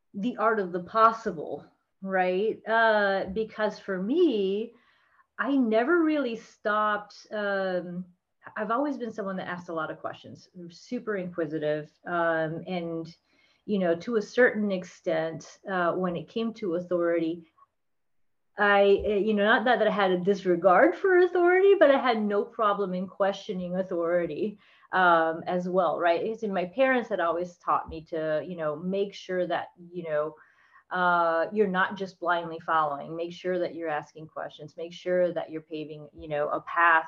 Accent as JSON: {"language": "English", "region": "South Florida", "country": "United States", "tie": "born or raised there", "also_born_or_lived": "Texas", "lives_now": "Orlando, United States", "said": "I grew up in South Florida."}